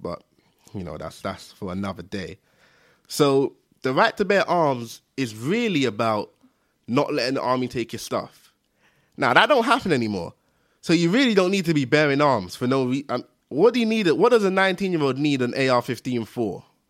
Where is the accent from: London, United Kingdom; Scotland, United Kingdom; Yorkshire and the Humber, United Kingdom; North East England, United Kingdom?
London, United Kingdom; I'm from East London